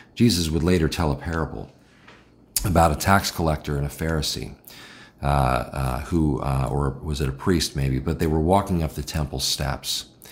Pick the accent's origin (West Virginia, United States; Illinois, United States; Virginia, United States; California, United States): Illinois, United States; Chicago; I'm from Chicago